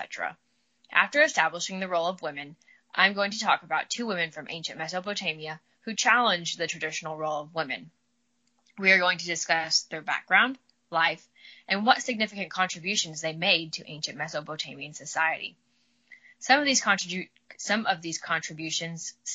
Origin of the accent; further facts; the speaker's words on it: Midwest, United States; accent: drawl; I'm from the Midwest, so got a little bit of a drawl